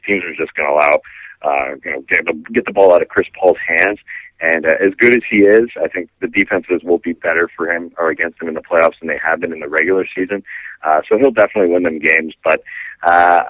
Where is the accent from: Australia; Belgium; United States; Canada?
Canada; As a Canadian here